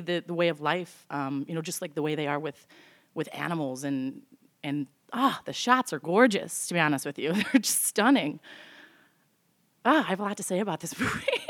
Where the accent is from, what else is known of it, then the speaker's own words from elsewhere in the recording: Evanston, Illinois, United States; now in Chicago, United States; I grew up in Evanston, live in Chicago.